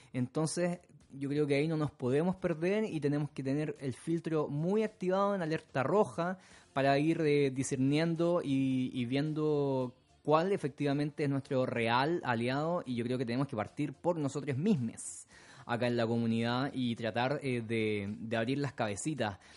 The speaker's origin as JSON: {"language": "Spanish", "town": "Santiago", "region": "Santiago Metropolitan Region", "country": "Chile", "tie": "born or raised there", "moved": "yes", "lives_now": "London, United Kingdom", "said": "mi ciudad natal, de Santiago, en Chile"}